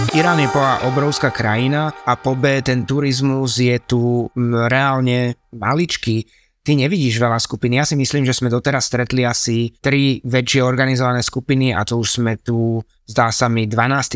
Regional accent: Slovakia; my povieme, že Slovakia, o, Bratislava

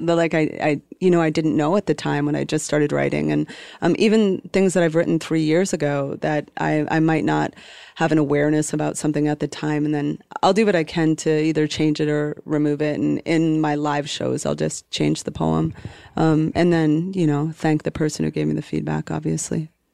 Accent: Calais, Maine, United States; a little working class town in northern Maine. It's called Callis. Like, uh, it's spelled Calais

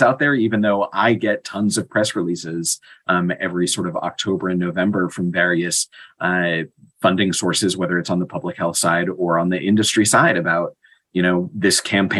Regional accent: United States; as American

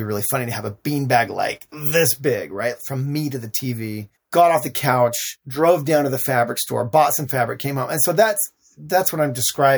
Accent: Salt Lake City, Utah, United States; growing up in Salt Lake City, Utah

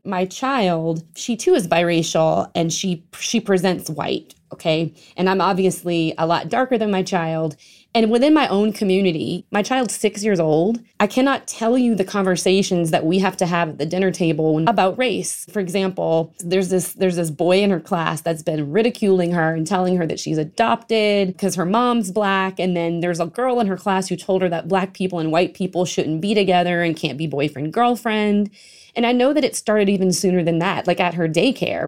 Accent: Marksville, Louisiana, United States; My hometown, I'm from a bayou. Uh, it's called Marksville.

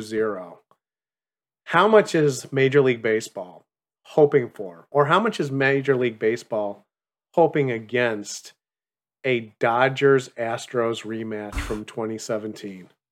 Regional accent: Chicago, Illinois, United States; I come from Chicago

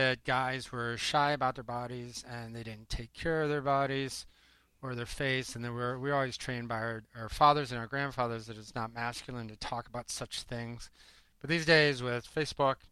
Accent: Iowa, United States; moved away as an adult; now in New York City, United States; I grew up in Iowa, tiny little town, 800 people.

